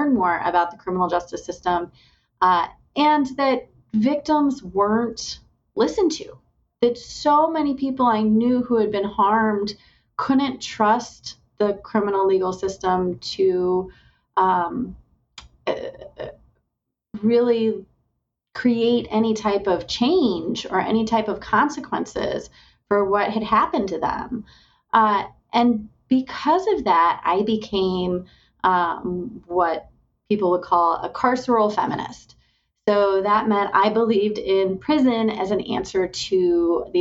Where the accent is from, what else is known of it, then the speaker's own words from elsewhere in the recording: Indiana, United States; moved away as an adult; also born or lived in Mississippi / West Virginia; I have now just moved to Indiana, my home state. So I'm glad to be back in Indiana